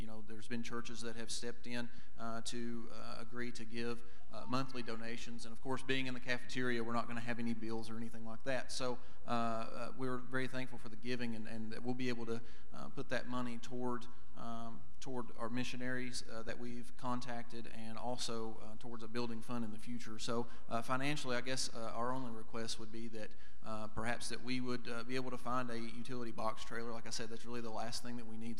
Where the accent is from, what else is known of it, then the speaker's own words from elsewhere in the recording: Kentucky, United States; born and raised in Kentucky